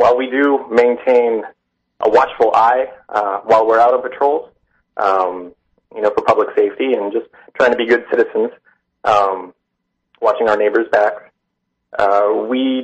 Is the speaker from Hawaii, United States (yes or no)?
no; New Bedford, Massachusetts, United States; I'm from New Bedford. I've grown up here.